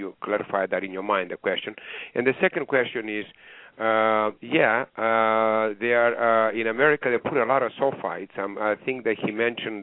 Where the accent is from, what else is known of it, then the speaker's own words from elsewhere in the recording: Greece; accent: Greek; now in Sarasota, United States; The accent here is Greek